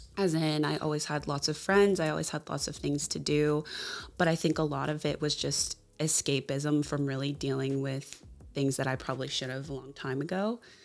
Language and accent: English; Jacksonville, Florida, United States; moved away as an adult; now in Seattle, United States; I am originally from Jacksonville, Florida, a little bit outside and kind of in the suburbs